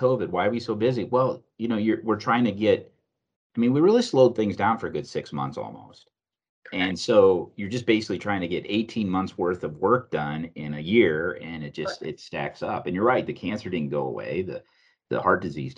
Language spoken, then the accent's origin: English; Cedar Rapids, Iowa, United States; I grew up in Cedar Rapids